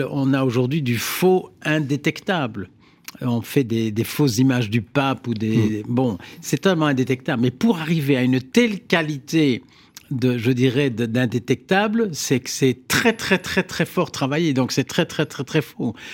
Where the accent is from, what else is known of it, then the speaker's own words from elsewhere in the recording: Flanders, Belgium; Moi, je suis flamand et un Flamand francophone, donc j'incarne toutes hmm. les je dirais, euh, toute la Belgique